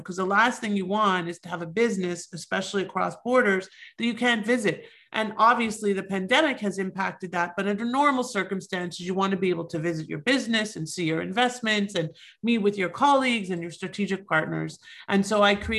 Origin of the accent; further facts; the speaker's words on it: Toronto, Ontario, Canada; now in United States; I'm originally from Toronto. I myself am an immigrant